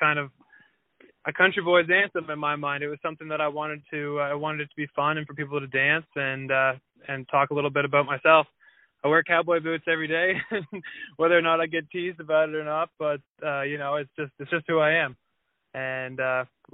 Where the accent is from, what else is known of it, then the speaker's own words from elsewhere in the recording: Wolfville, Nova Scotia, Canada; also born or lived in Halifax, Nova Scotia; So I'm from Halifax, Nova Scotia. And really from Wolfville, Nova Scotia.